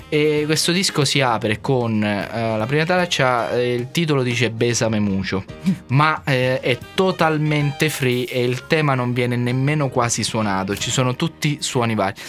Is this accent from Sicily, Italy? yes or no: yes; Sicily, Italy; moved away as an adult; now in Marche, Italy; Ero un fisarmonicista siciliano che era venuto a Castelfidardo